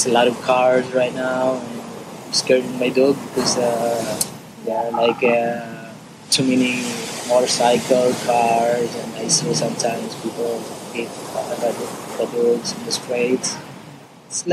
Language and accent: English; Siargao, Surigao del Norte, Philippines; also born or lived in Manila; I was born in Junaruna as well. And yeah, totally my whole life. Grew up here in the island